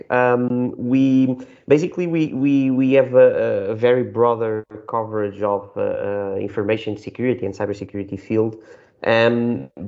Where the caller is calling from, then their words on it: Lisbon, Portugal; today I'm calling from Lisbon. We are located in Lisbon.